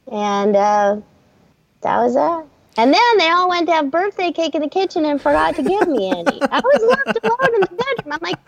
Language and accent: English; Hermosa Beach, California, United States; born there; So I was born in Hermosa Beach.